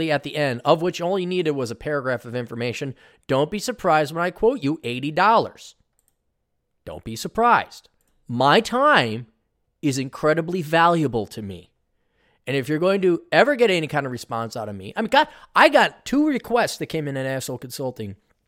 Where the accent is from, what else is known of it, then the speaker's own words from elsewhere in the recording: Milwaukee, Wisconsin, United States; born there; By the way, I was born in Milwaukee.